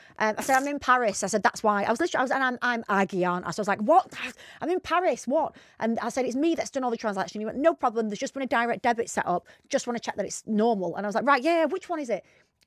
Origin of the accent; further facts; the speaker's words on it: Bacup, North West England, United Kingdom; I'm not even from Rochdale. I'm from near there, but anyway.